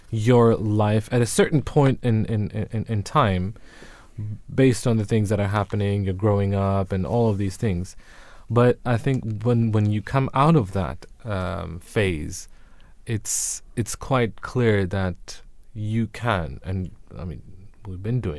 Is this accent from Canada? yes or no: no; United Kingdom; I am British